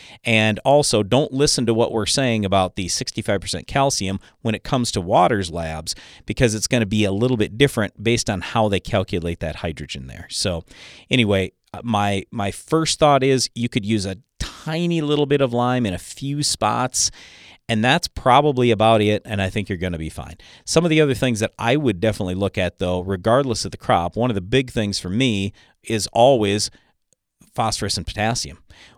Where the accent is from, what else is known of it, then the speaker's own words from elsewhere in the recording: North Dakota, United States; So I'm from Western North Dakota, and I got two pivots that I've been irrigating for the last 20 years.